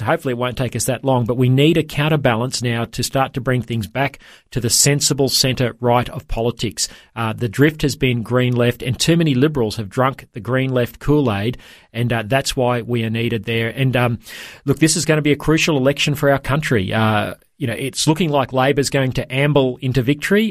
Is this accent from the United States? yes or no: no; Toowoomba, Queensland, Australia; my hometown of Toowoomba